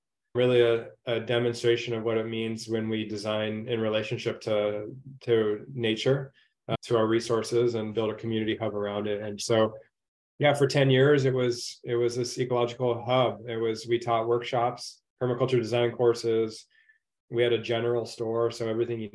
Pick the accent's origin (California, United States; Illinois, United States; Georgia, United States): California, United States; Orange County; I grew up in Orange County as a surfer